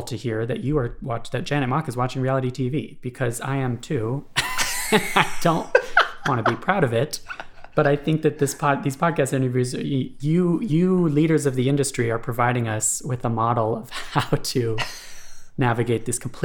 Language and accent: English; Honolulu, Hawaii, United States; I am also from Honolulu, Hawaii